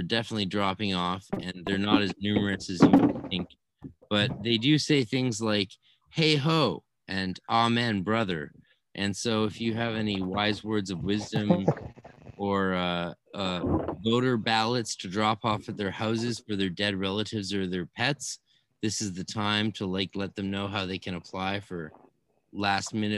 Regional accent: Canada; also born or lived in California; I'm a Canadian

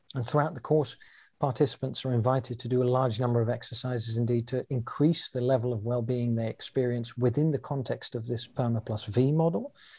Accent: London, United Kingdom; now in Amsterdam, Netherlands; I was born in London, England, and I currently live in Amsterdam in the Netherlands

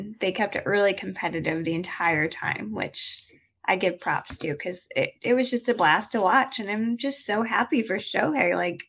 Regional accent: United States; I am from the United States.

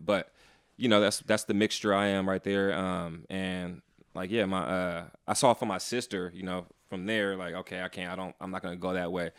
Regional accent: San Francisco, California, United States; born and raised in San Francisco

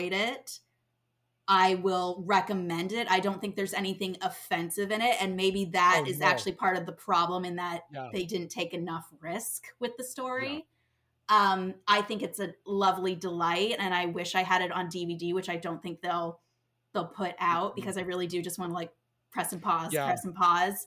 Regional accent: Orlando, Florida, United States; now in New York, United States; I'm someone who grew up in Orlando

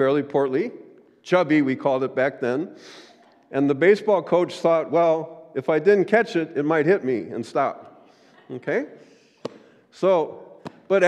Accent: St. Louis, Missouri, United States; now in Wisconsin, United States; I grew up in St. Louis, outside of St. Louis, home of the Cardinals

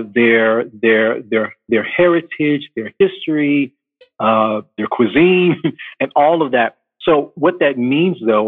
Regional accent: Chicago, Illinois, United States; also born or lived in California / Dallas, Texas; now in New Jersey, United States; I was born and raised in Chicago, moved around a little bit, California. Spent my longest time outside of Chicago in Dallas, Texas. And then recently, through God's providence, now I live in New Jersey

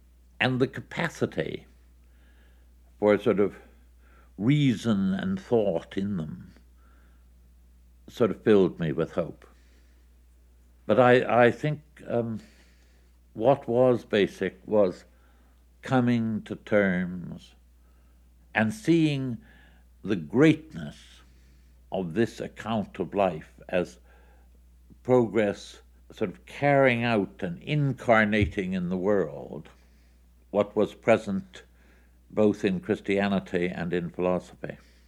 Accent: Toronto, Ontario, Canada; My hometown was Toronto. I wanted to be close to my mother and people like this, so I returned to Ontario and saw what had become of Toronto.

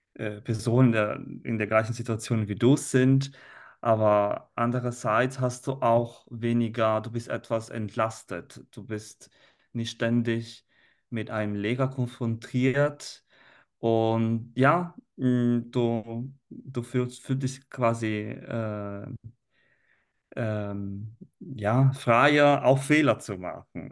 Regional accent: Italy; first language Italian; German is a second language; now in Germany; als Italiener in Deutschland

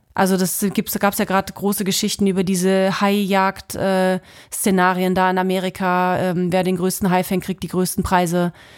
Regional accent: Halle, Saxony-Anhalt, Germany; moved away as an adult; also born or lived in Usedom / Hannover / Bremen; now in Kiel, Germany; Ich komme ja aus äh, Halle Leipziger Ecke, bin ja eigentlich Ossi

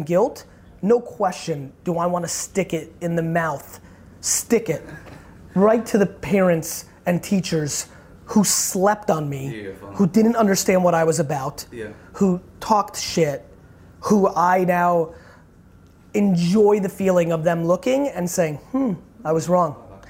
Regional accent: Edison, New Jersey, United States; also born or lived in Belarus / Queens; I was in Edison, New Jersey. I was born in Belarus in the former Soviet Union.

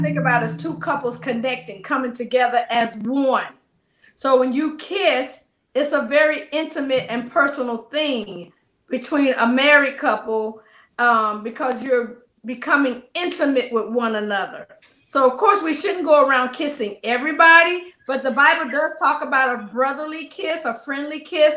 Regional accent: the South, United States; I'm from the South

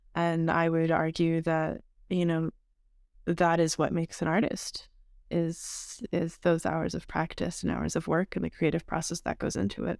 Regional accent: Montreal, Quebec, Canada; I'm from Montreal

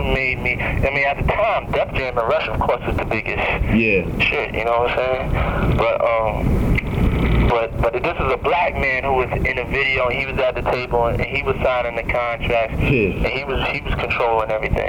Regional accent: New York City, New York, United States; also born or lived in Mount Vernon, New York; I grew up in Harlem, then I moved to Mount Vernon.

